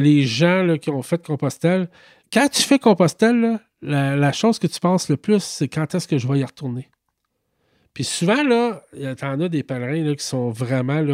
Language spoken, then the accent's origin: French; Quebec, Canada; je viens du Québec